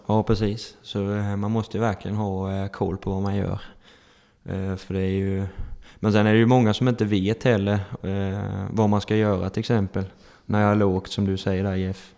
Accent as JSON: {"language": "Swedish", "town": "Holmsjö", "region": "Blekinge", "country": "Sweden", "tie": "born or raised there", "also_born_or_lived": "Emmaboda / Ingelstad", "said": "man är uppväxt här i Holmsjö"}